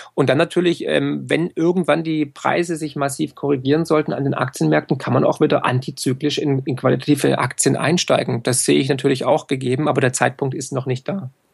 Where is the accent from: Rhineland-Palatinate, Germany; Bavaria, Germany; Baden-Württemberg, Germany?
Baden-Württemberg, Germany; Swabia; für mich als Schwabe und als Ökonom